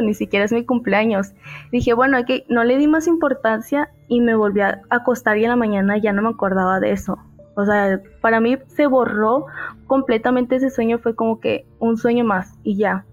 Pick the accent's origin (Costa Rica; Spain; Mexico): Mexico; yo soy de México